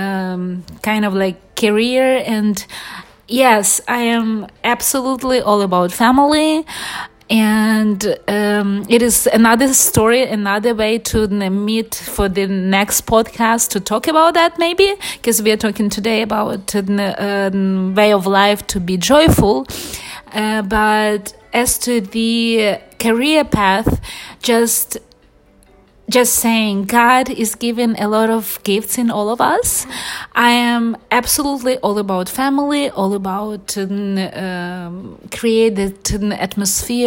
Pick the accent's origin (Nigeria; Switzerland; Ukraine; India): Ukraine; English is a second language; also born or lived in Los Angeles, United States; now in Miami, United States; I'm originally from Ukraine, and this is one of the very central situating country in Europe, very deep history, and we are very family-oriented people from generations to generations. And I grew up in very big family by Ukrainian standards